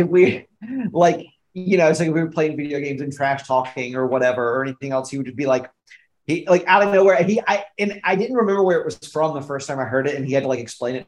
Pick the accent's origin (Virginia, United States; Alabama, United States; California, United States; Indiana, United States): Alabama, United States; I'm from Alabama